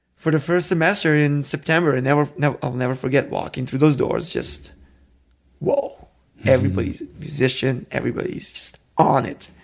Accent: Serbia; moved away as an adult; also born or lived in Minneapolis; I'm not from Minneapolis, I'm from Serbia

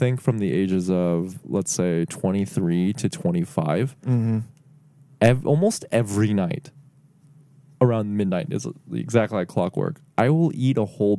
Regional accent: United States; I grew up in like very close to Mexico. So there's a lot of Mexicans in my hometown.

